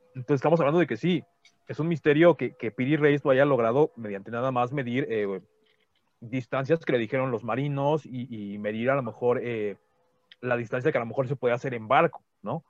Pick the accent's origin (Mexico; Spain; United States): Mexico; somos mexicanos